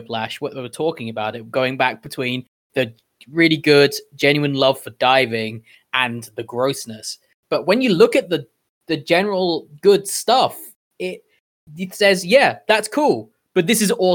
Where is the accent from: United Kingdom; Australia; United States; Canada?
United Kingdom; me being my British self